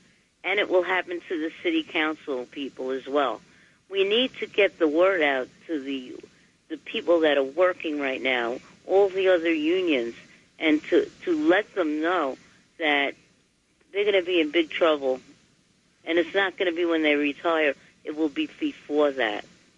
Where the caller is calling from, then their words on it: Manhattan, New York, United States; How are you? I'm calling from Manhattan.